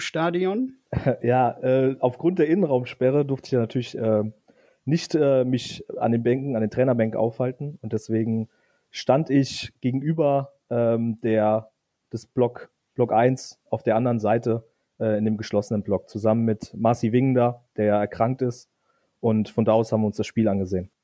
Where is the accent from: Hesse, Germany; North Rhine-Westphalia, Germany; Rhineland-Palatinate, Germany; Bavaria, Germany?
Rhineland-Palatinate, Germany; Eifel; moved away as an adult; also born or lived in Westerwald; now in Koblenz, Germany; sind dann in die viel schönere Eifel gezogen. Ähm, und dort habe ich dann eigentlich die meiste Zeit meines Lebens verbracht, ähm, bis nach dem Abitur